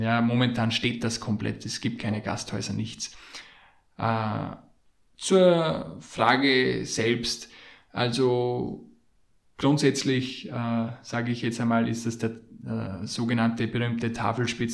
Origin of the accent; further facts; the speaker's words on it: Austria; bei uns in Österreich